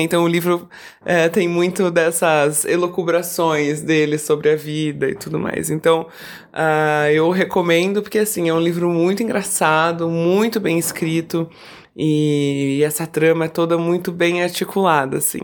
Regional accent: Campinas, São Paulo, Brazil; also born or lived in Rio de Janeiro; eu sou de Campinas

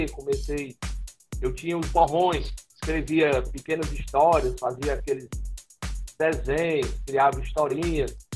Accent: Fortaleza, Ceará, Brazil; Eu sou natural aqui de Fortaleza, né? Nasci no dia 1 de novembro de 1976

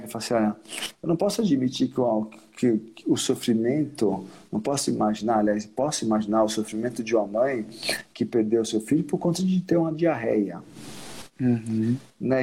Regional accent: Sergipe, Brazil; meu estado natal, que é Sergipe, apesar desse branco ar-condicionado, sou sergipano

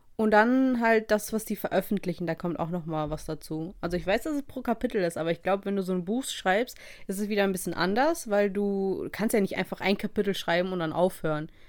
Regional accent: Russia; moved away; eine lange Reise aus meiner Heimat hatte

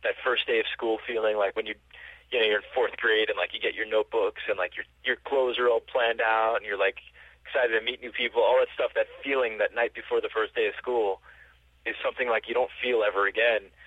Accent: New York, United States; as a New Yorker

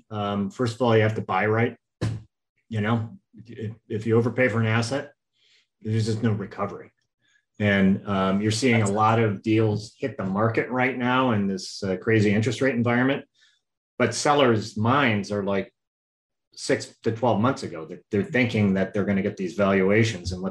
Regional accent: Midwest, United States; now in Puget Sound, United States; I'm from the Midwest.

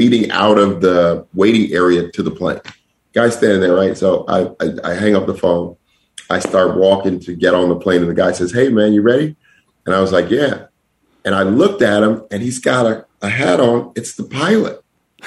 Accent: Denver, Colorado, United States; I'm from Denver.

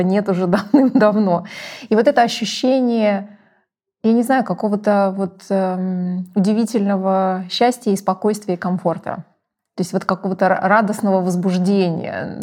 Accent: Ukraine; я росла э, в Украине

